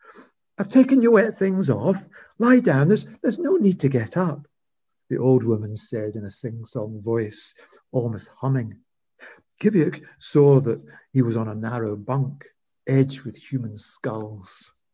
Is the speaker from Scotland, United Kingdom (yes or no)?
yes; Scotland, United Kingdom; I had to sort of re-inhabit my old language to read the poems. And people often say I'm more Scottish when in my poems than I am in real life.